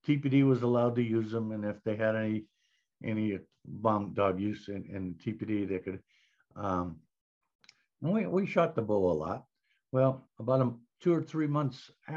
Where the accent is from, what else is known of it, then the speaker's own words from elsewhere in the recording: Scranton, Pennsylvania, United States; moved away as an adult; I went home to my hometown, was Scranton, Pennsylvania